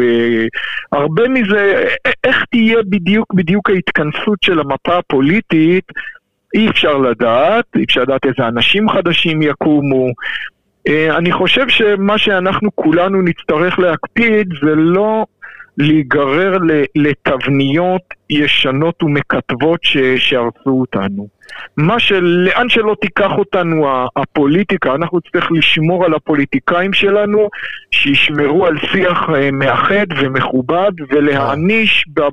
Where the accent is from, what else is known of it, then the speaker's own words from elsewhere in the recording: Israel; אני גדלתי במדינת ישראל